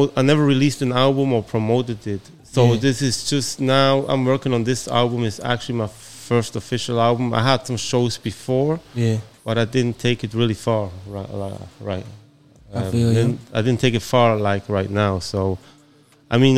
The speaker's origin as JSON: {"language": "English", "country": "Switzerland", "said": "I'm from Switzerland"}